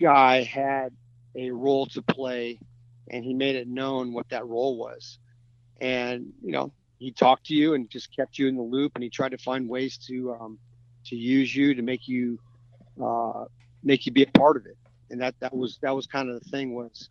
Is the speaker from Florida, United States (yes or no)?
yes; Clearwater, Florida, United States; moved away as an adult; also born or lived in California; now in Nashville, United States; I grew up in Clearwater.